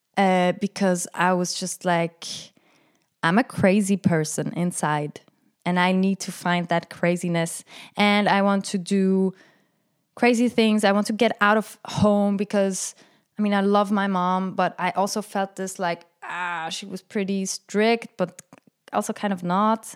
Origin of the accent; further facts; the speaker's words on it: Frick, Aargau, Switzerland; growing up in Frick in Canton Aargau, where I was the, I mean, for me, I was the only Arab